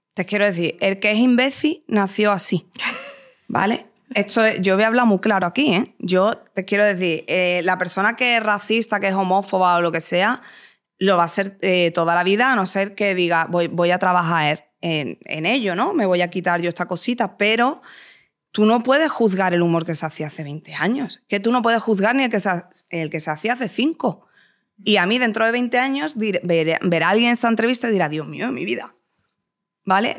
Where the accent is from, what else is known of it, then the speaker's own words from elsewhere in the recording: Jerez de la Frontera, Andalusia, Spain; accent: andaluz; moved away; Yo soy de Jerez, eh, yo he vivido 23 años en Jerez, te quiero decir, eh, mm, por lo que sea, hablo así